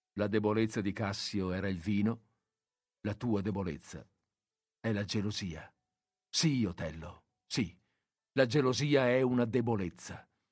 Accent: Veneto, Italy; dalle nostre parti, nel Veneto

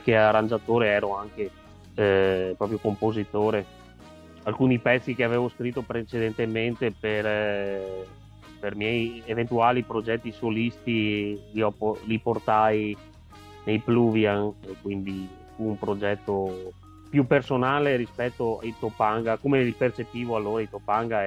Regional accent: Rovigo province, Veneto, Italy; Sono di Rovigo, provincia

